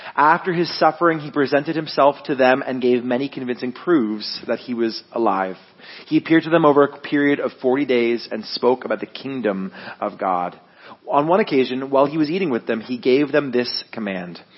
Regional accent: Guelph, Ontario, Canada; I'm born and raised in Guelph.

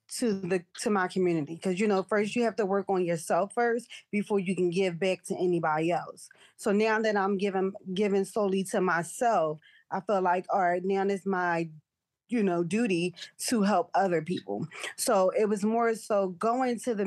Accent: Philadelphia, Pennsylvania, United States; North Philly, again, I was raised there

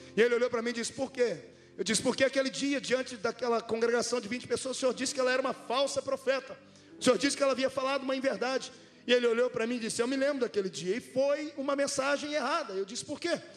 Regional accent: Brazil; moved away; Eu venho lá do meio do mato, na, na vila Tatu foi onde eu cresci

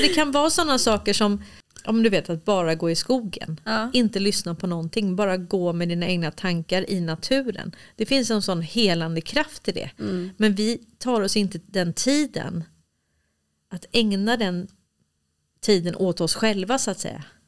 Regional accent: Stockholm, Stockholm County, Sweden; moved away; also born or lived in Småland; jag är uppväxt i Hässelby villastad

